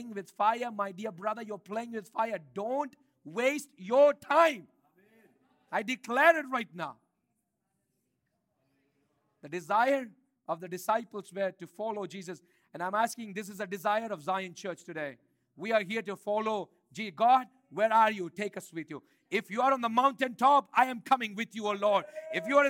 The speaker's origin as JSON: {"language": "English", "country": "India", "tie": "born or raised there", "moved": "yes", "said": "I grew up in India"}